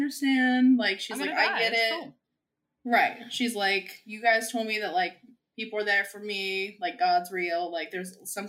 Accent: United States; Oh, I laugh because I'm from America.

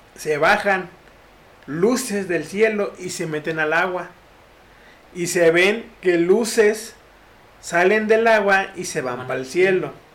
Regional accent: Tampico, Tamaulipas, Mexico; moved away

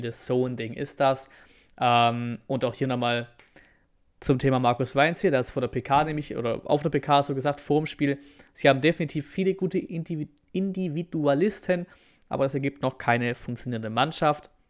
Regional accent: Dortmund, North Rhine-Westphalia, Germany; Ich komme ja aus Dortmund, da ist das ja auch ganz cool

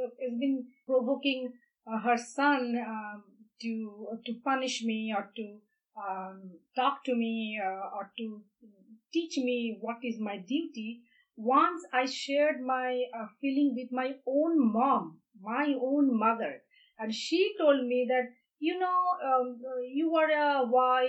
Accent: India; moved away; I'm from India

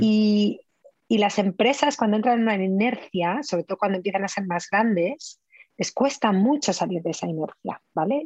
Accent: Spain; Yo como buena española

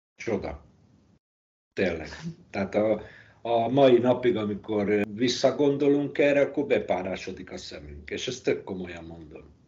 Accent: Budapest, Hungary; moved away as an adult; also born or lived in Remeteszőlős; now in Spain; Budapesti vagyok, tehát ki sem mozdul, illetve hát remete szőlősön laktunk

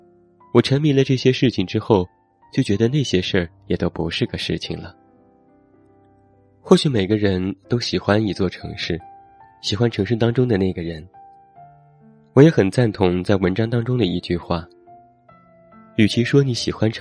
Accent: Xi'an, Shaanxi, China; also born or lived in Hangzhou; now in Beijing, China; 我从小在西安长大，大学在杭州待了四年，之后短暂出国，现在又回到了北京。

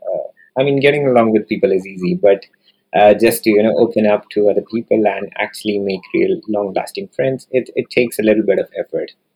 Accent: India; moved away as an adult; also born or lived in New Delhi, India / Japan; now in Canada; So, I was born and raised in India, and I did my master's from the capital of India, which is New Delhi.

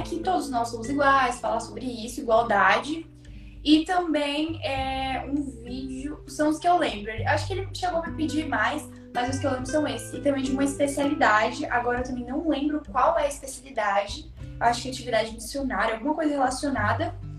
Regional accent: Espírito Santo, Brazil; eu moro no estado do Espírito Santo, nasci aqui mesmo, sou capixaba

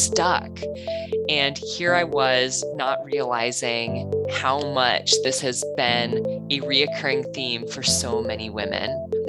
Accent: Kansas, United States; moved away as an adult; also born or lived in New Zealand; now in Australia; I'm originally from Kansas. I've spent the last decade living in New Zealand, and now I live in Australia. So I have pretty much the most awkward, both dialect and sense of humor.

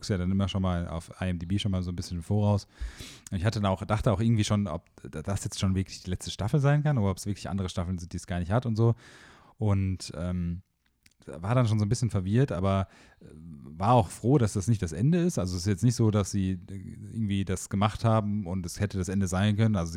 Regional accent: Heidelberg, Baden-Württemberg, Germany; now in Munich, Germany; Ja, ich bin Heidelberger.

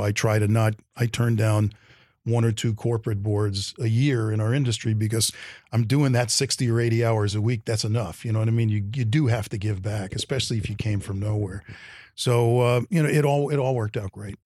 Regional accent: New York City, New York, United States; I'm born and bred in Brooklyn, New York

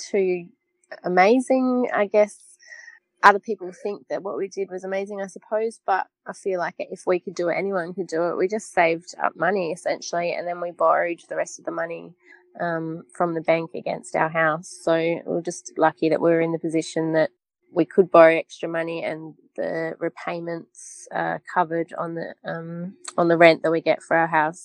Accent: Wagga Wagga, New South Wales, Australia; moved away; also born or lived in Adelaide, South Australia; I grew up in Wagga Wagga on an inland lake

